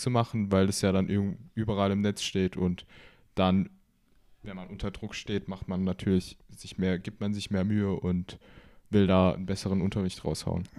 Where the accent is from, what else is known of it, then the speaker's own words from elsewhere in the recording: Baden-Württemberg, Germany; Ich komme auch aus Deutschland. Genauer gesagt kommen wir beide aus Baden-Württemberg.